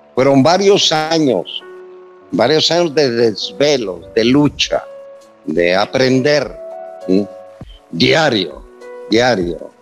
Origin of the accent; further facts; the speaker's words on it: Mexico; me convertí en uno de los mejores declamadores de México